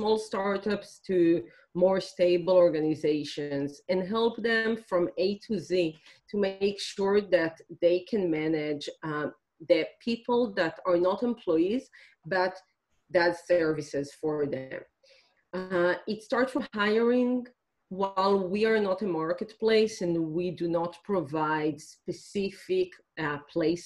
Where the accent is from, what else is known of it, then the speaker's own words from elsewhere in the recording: Israel; I'm originally from Israel